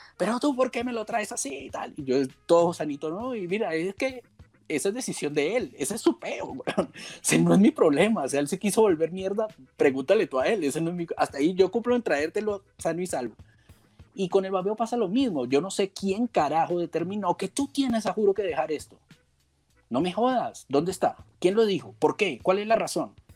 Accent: Colombia; en Colombia, en mi país

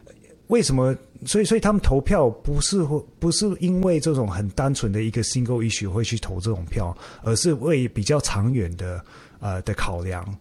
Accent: Taiwan; now in Australia; 连我我我也算华裔啊，但是我是台湾来的。

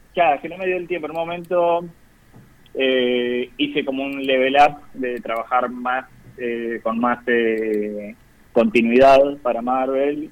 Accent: Zárate, Buenos Aires Province, Argentina; now in Buenos Aires, Argentina; Yo soy de Zárate originalmente, provincia de Buenos Aires.

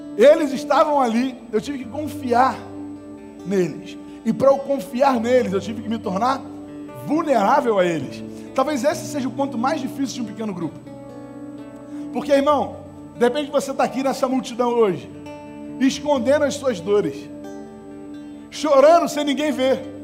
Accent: Estrela do Norte, Rio de Janeiro, Brazil; quando eu era moleque, eu morava na Estrela do Norte

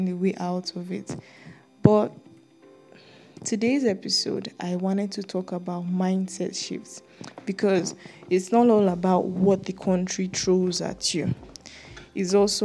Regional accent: Nigeria; I'm a Nigerian, and yeah, a very proud one

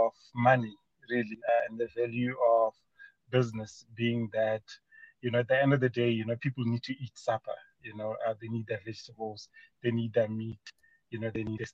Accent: Mokopane, Limpopo, South Africa; I was born in a small mining town of Mokopane, formerly known as Potgietersrus in Limpopo.

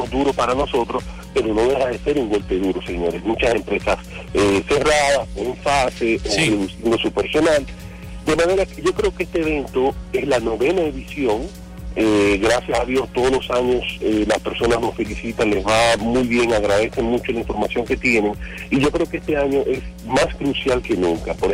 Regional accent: Dominican Republic; nosotros como República Dominicana tenemos mucha suerte

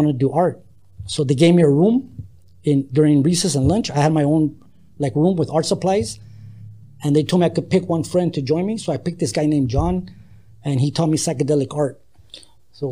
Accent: El Paso, Texas, United States; now in Los Angeles, United States; we grew up in El Paso. We talk calo. We mix Spanish and English

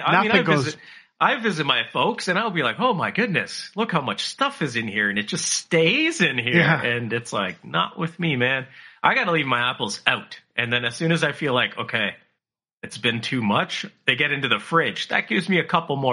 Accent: Canada; I'm Canadian

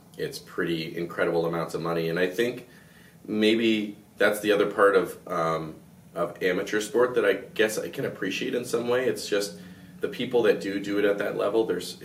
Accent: southwestern Ontario, Canada; my hometown's 2,700 people in southwestern Ontario, you know, 3-hour drive from Toronto

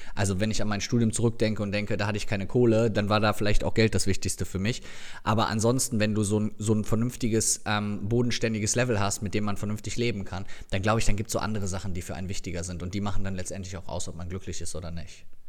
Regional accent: Viersen, North Rhine-Westphalia, Germany; die Polizei meiner Heimatstadt

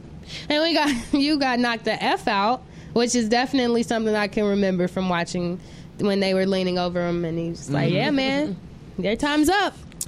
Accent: Chicago, Illinois, United States; I'm from Chicago.

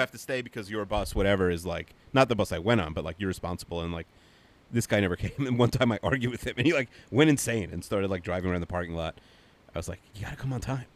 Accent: United States; moved away as an adult; I grew up in America

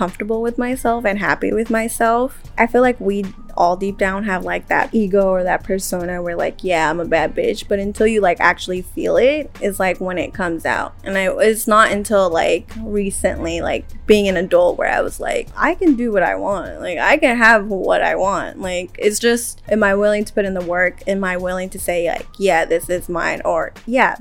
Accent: the Bay Area, California, United States; moved away as an adult; also born or lived in Riverside, California; I actually grew up in the Bay. So I was like born and raised in the Bay

